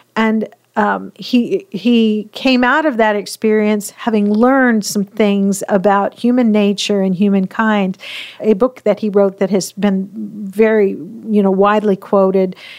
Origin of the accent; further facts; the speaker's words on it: Pacific Northwest, United States; I grew up in the Pacific Northwest